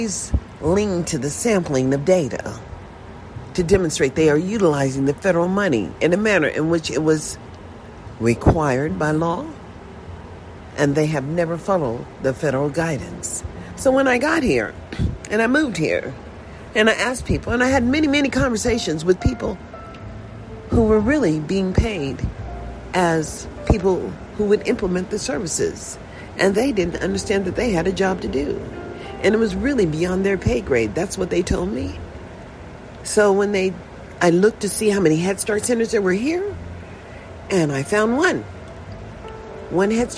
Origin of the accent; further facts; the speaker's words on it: United States; I was born in a USA. And I'm just an American